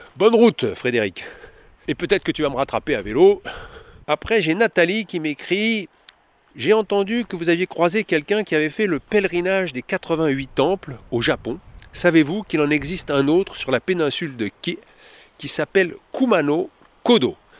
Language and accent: French; Costa Rica; moved away as an adult; now in France; Je viens de Costa Rica et de faire une école de cirque là-bas